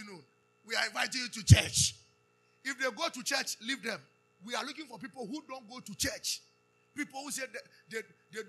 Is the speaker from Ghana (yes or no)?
yes; Ghana; we told him we are from Ghana